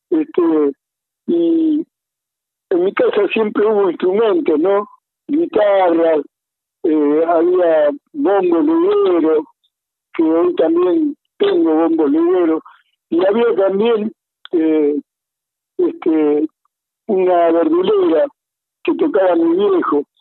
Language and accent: Spanish; Argentina; en el convoy donde yo nací, ahí en Bustamante, entre Cabrillo y Gorriti, yo nací ahí